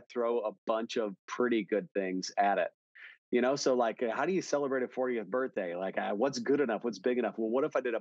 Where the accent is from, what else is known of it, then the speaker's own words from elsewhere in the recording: Milwaukee, Wisconsin, United States; now in Dallas, United States; I grew up in Wisconsin pretty much. I grew up around Milwaukee